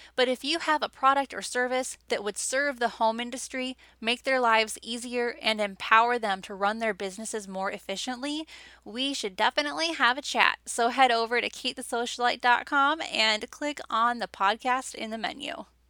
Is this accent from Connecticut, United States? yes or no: no; Wisconsin, United States; I was basically born and raised in Wisconsin.